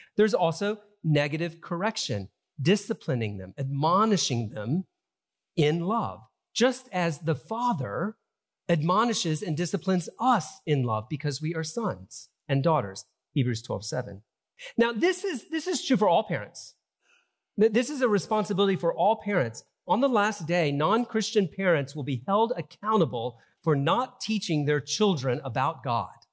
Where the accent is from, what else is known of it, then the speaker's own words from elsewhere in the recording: Deep South, United States; I grew up in Southern Baptist churches in the Deep South